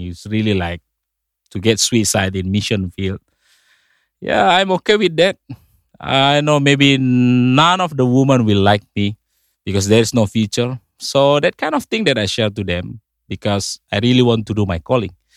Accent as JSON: {"language": "English", "region": "North Sumatra", "country": "Indonesia", "second_language": "English", "moved": "yes", "lives_now": "Bali, Indonesia", "said": "I came from Indonesia, but originally from the island called Sumatra, North Sumatra. I was born about forty years ago"}